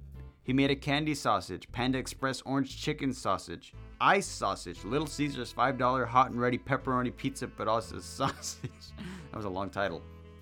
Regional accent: West Coast, United States; I'm from the West Coast.

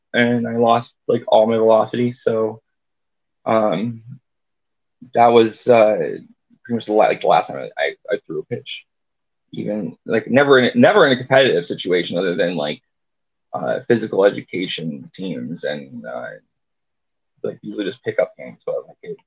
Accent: Tucson, Arizona, United States; I grew up in Southern Arizona in the Tucson area

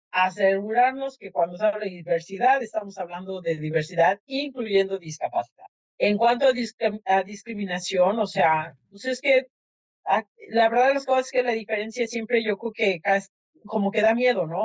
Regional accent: Mexico; now in United States; los que nacimos en México

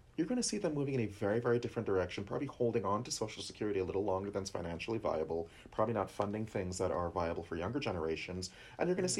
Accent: New Jersey, United States; I'm from North Jersey

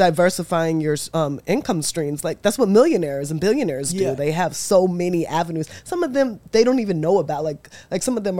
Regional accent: Texas, United States; I grew in Texas.

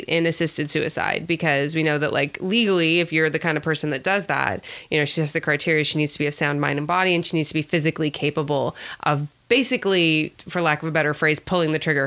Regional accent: California, United States; I'm a Californian

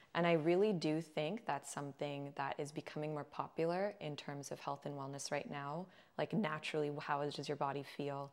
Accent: Agoura Hills, California, United States; I grew up in Agoura Hills, California

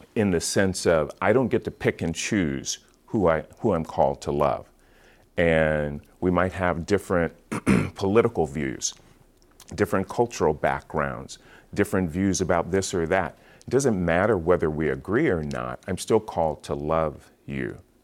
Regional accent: Seattle, Washington, United States; also born or lived in Portland; I grew up in Seattle, Washington, born and raised there

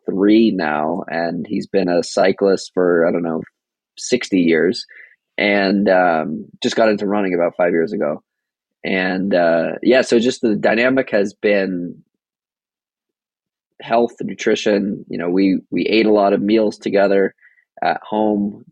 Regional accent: outside of Boston, Massachusetts, United States; I was born outside of Boston, Massachusetts.

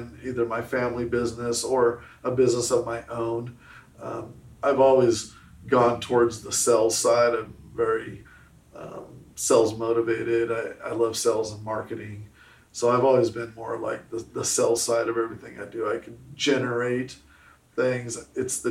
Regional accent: Southern California, United States; now in Arkansas, United States; I'm from Southern California. You know, so I'm out here in Arkansas now

